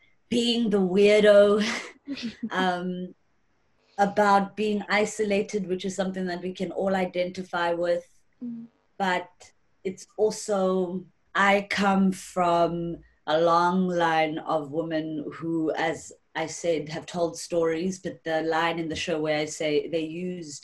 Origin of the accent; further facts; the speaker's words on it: North West, South Africa; I'm originally from the Northwest